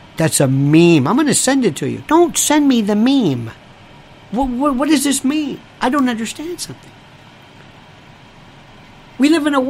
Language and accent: English; Canada; I'm Canadian. That's okay, cringe.